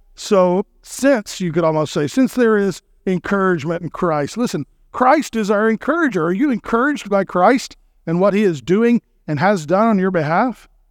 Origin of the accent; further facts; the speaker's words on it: Texas, United States; I'm from Texas